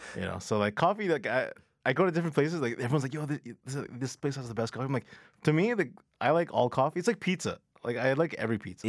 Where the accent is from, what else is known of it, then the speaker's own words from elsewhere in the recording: Mississauga, Ontario, Canada; also born or lived in Toronto; I was born in Toronto, but I grew up in Mississauga